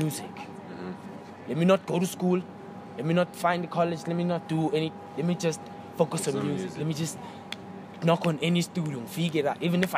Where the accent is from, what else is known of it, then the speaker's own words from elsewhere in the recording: Eastern Cape, South Africa; now in Johannesburg, South Africa; the Eastern Cape, as I said before, like we're not exposed to a lot of things